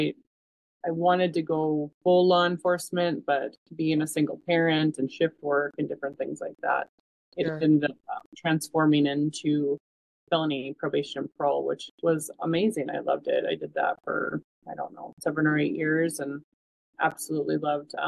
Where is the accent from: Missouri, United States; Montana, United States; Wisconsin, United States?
Montana, United States; Havre; also born or lived in Rocky Boy Reservation, Montana; I grew up in Haver, go Blue Ponies